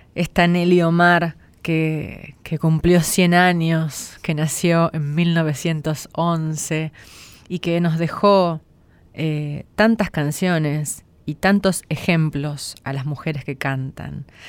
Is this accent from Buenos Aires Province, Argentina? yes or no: yes; San Nicolás de los Arroyos, Buenos Aires Province, Argentina; San Nicolás de los Arroyos, de mi pueblo